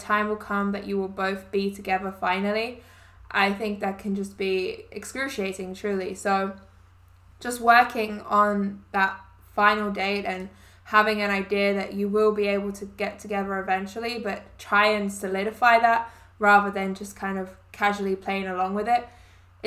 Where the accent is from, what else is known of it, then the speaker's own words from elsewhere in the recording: England, United Kingdom; moved away as an adult; now in Canada; I'm from England